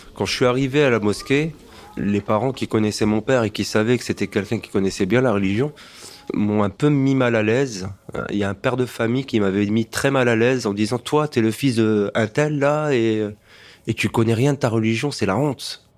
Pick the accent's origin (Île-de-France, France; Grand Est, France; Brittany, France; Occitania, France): Grand Est, France; Strasbourg; je suis né à Strasbourg.